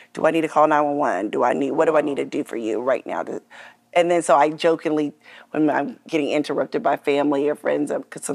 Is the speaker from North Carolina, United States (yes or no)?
yes; North Carolina, United States; now in Atlanta, United States; I'm originally from North Carolina